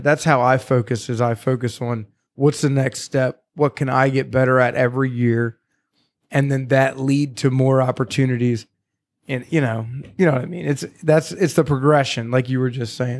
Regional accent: Carroll County, Maryland, United States; now in Gettysburg, United States; where I grew up in Carroll County

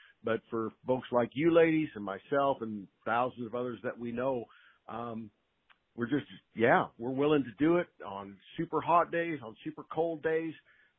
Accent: West Coast, United States; how thankful I am now that I grew up on the West Coast and had the opportunity to be around great horses and great horsemen and horsewomen

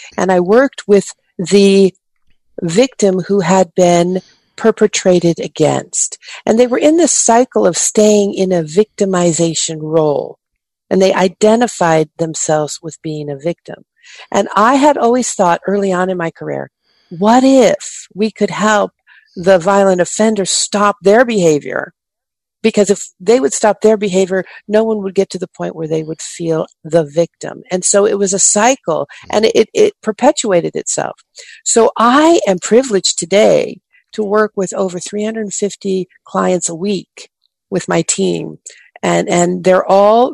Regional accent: Oakland, California, United States; I grew up in Oakland, California

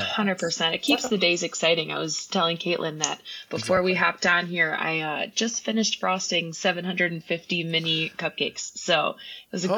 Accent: Kenosha, Wisconsin, United States; also born or lived in Milwaukee, Wisconsin; I was born and raised in Kenosha, Wisconsin, and that's now where I am back

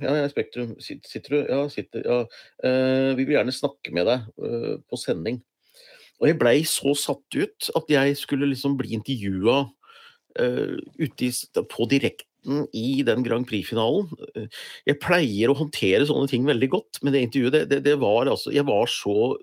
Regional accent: Gjøvik, Innlandet, Norway; jeg kom jo fra Hunndalen

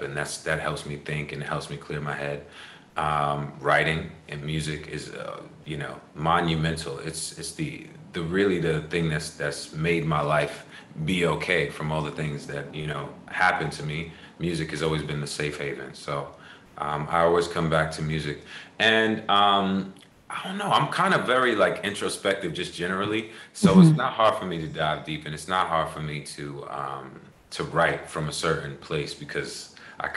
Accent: Long Island, New York, United States; I'm from Long Island

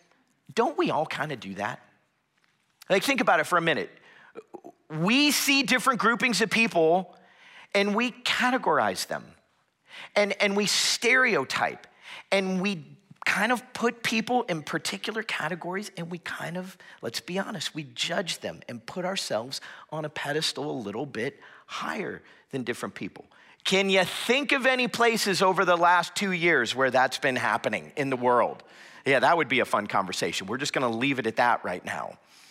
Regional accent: Florida, United States; moved away as an adult; I am originally from South Florida, back where it is warm and tropical all year round, kind of grew up as a beach kid.

